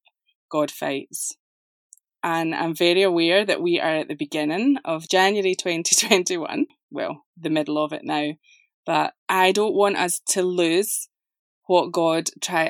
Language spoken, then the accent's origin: English; Scotland, United Kingdom; now in Atlanta, United States; you will notice an accent. I live just outside of Atlanta, Georgia, but this is not a Southern accent. It is English, however. I'm from Scotland.